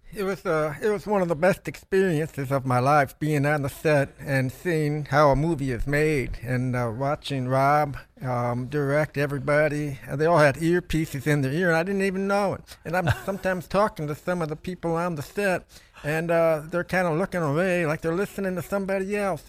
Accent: Toledo, Ohio, United States; I grew up in Toledo, Ohio

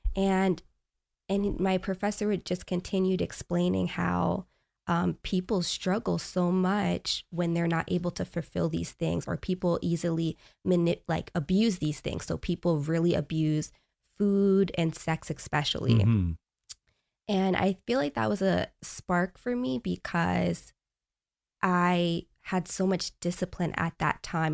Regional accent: Long Island, New York, United States; moved away; I grew up in New York, Long Island.

